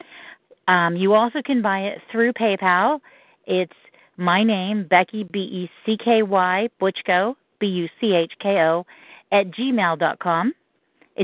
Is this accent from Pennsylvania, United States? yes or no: yes; Johnstown, Pennsylvania, United States; my hometown of Johnstown, Pennsylvania.